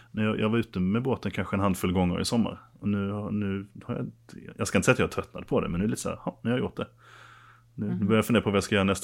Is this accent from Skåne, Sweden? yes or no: yes; Skåne, Sweden; jag har varit nere i Skåne lite grann där jag kommer ifrån också, det har också varit trevligt.